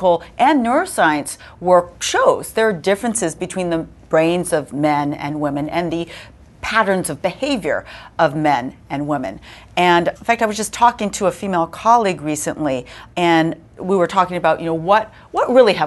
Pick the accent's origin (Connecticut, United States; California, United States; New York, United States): California, United States; I'm from California